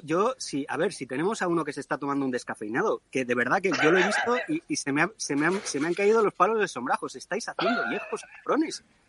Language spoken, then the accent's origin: Spanish; Spain; yo sigo siendo español